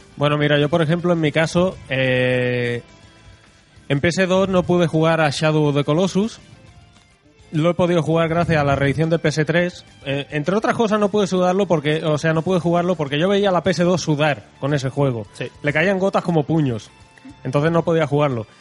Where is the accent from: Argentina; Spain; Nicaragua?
Spain; somos los españoles